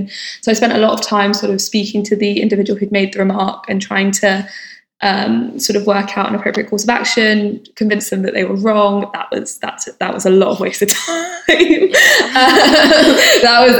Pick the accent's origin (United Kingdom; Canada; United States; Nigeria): United Kingdom; Hertfordshire, East of England; also born or lived in Bristol; now in London, United Kingdom; I am from London, well, Hertfordshire technically